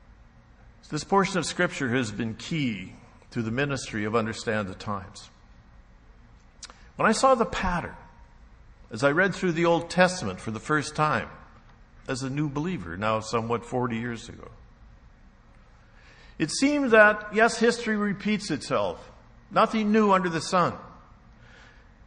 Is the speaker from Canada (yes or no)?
yes; Canada; also born or lived in United States; I'm a Canadian, actually I'm a dual citizen